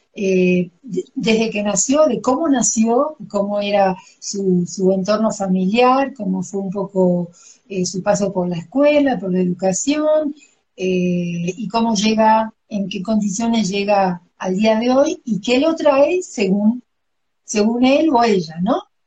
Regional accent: Argentina; moved away as an adult; also born or lived in Cuernavaca, Mexico; now in Mexico City, Mexico; nací en Argentina y vivo en México desde hace 21 años

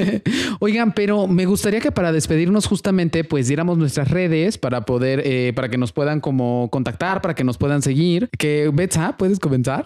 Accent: Atlixco, Puebla, Mexico; yo crecí en Atlisco

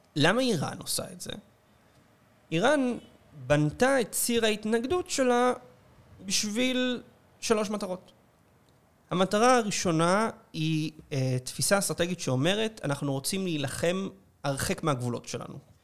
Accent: Israel

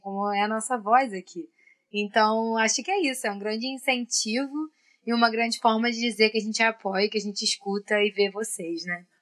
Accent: Brazil; nós, como brasileiros

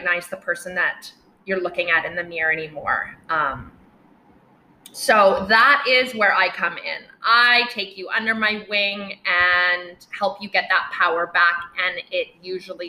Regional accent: North Vancouver, British Columbia, Canada; moved away as an adult; now in Playa del Carmen, Mexico; I grew up in North Vancouver, British Columbia, Canada

